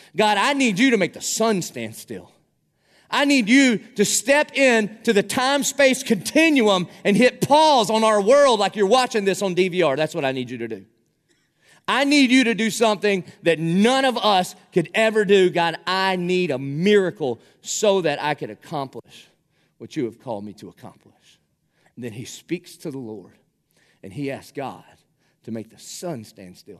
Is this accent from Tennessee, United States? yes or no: no; South Carolina, United States; accent: South Carolina; moved away; my accent 'cause I'm from South Carolina